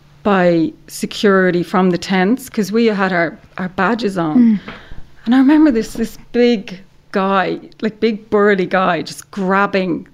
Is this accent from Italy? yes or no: no; Ireland; I'm Irish